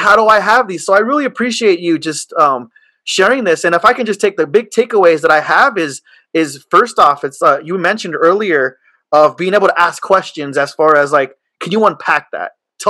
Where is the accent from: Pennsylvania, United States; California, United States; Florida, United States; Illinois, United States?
California, United States; Chula Vista; I was born and raised in Chula Vista. I'm a Hispanic young male.